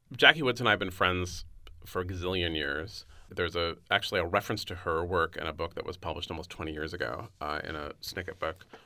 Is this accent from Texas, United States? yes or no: no; San Francisco, California, United States; also born or lived in New York; my hometown of San Francisco